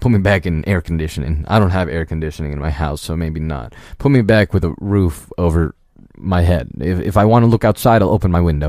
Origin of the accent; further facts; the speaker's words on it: United States; I was born in America, so I guess this is my mother country